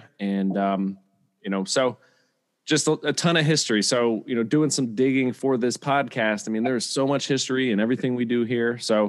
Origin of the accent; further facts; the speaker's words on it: Bethlehem, Pennsylvania, United States; moved away as an adult; I grew up in Bethlehem. I went to Freedom High School. My whole family went to Liberty High School. I was kind of odd man out. But, I spent 18 years of my life in the Lehigh Valley. My family is still there.